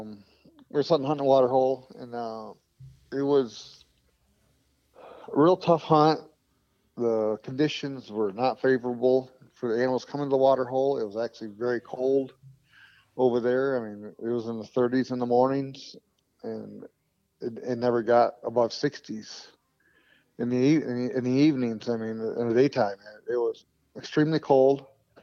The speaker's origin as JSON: {"language": "English", "region": "Michigan", "country": "United States", "said": "I'm from Michigan, I'm not used to these snakes"}